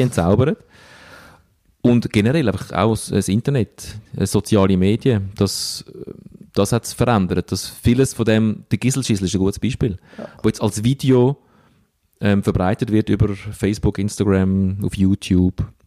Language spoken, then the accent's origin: German; Stäfa, Zurich, Switzerland; dort, wo ich aufgewachsen bin. In äh, Stefan